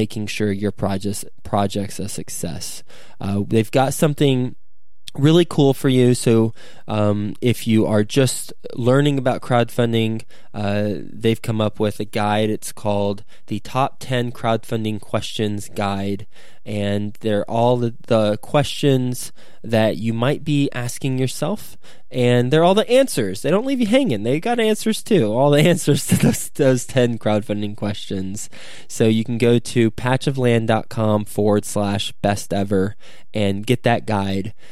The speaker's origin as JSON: {"language": "English", "town": "Flint", "region": "Michigan", "country": "United States", "tie": "born or raised there", "also_born_or_lived": "Lubbock, Texas", "moved": "yes", "said": "I was born in Michigan, in Flint, Michigan, and I went to school at Texas Tech in Lubbock"}